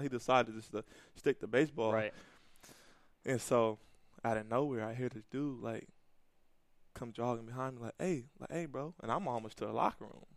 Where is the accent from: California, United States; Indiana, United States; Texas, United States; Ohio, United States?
California, United States; Pasadena; moved away as an adult; also born or lived in Buffalo; I grew up in California, Pasadena, California